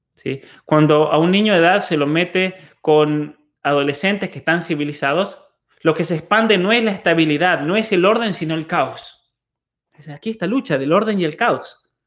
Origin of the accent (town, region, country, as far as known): Argentina; born or raised there; also born or lived in Germany